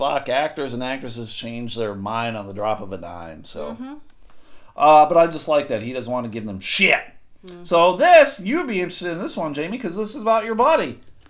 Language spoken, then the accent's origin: English; Saginaw, Michigan, United States; I was born in Saginaw in 69 and basically lived here my whole life except when I went to the University of Michigan.